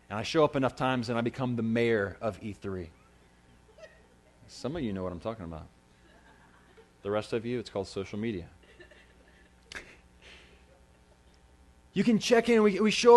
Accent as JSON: {"language": "English", "country": "United States", "said": "I'm an American"}